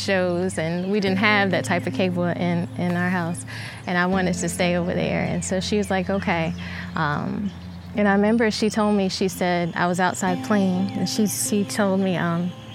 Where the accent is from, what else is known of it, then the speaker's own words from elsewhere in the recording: Lumberton, North Carolina, United States; I grew up in Lumberton, North Carolina, south side of Lumberton, North Carolina